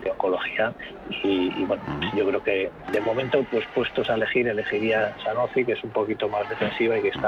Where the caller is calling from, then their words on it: Madrid, Community of Madrid, Spain; Hola, buenas tardes. … de Madrid.